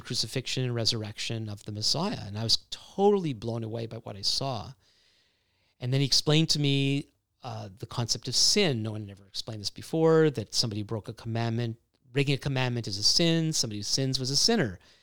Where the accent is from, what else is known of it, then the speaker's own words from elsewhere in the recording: Montreal, Quebec, Canada; both my wife and I grew up in, in Montreal